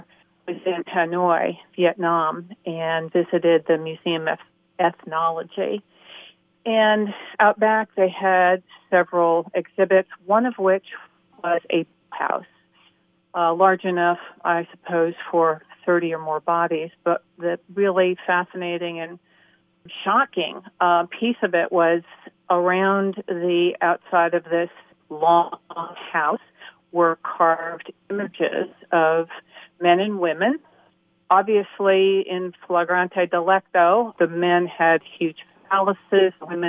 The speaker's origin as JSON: {"language": "English", "town": "San Francisco", "region": "California", "country": "United States", "tie": "born or raised there", "said": "I grew up in San Francisco, where there was a big Irish community, and I was very familiar with Irish wakes, which are raucous and celebratory of life of the deceased."}